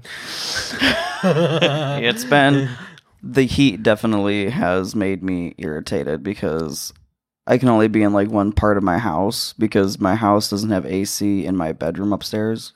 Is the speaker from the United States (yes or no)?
yes; United States; As an American or as a citizen of this country